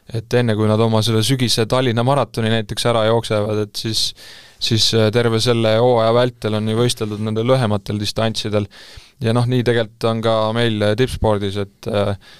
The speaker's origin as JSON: {"language": "Estonian", "country": "Estonia", "said": "ma olen ju eestlane"}